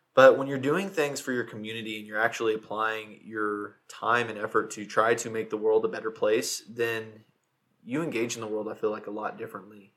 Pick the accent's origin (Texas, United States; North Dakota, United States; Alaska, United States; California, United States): Texas, United States; Fort Worth; We're both from Fort Worth.